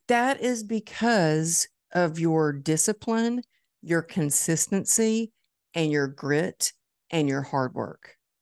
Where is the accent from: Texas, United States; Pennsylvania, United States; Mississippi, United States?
Texas, United States; Dallas; It's my hometown